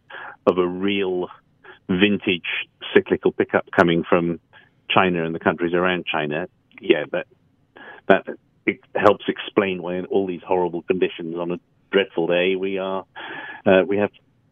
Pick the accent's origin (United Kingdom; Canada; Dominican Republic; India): United Kingdom; England; now in New York, United States; as another Englishman in New York called …, probably... I do have the photo of John Lennon wearing his New York T-shirt up in my room as we speak.